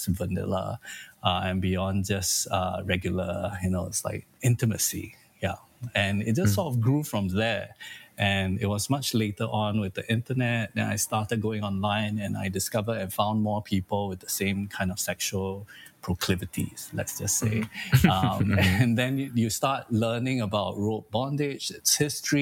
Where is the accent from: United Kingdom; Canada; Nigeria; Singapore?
Singapore; I'm from Singapore, and there's corporal punishment in our education system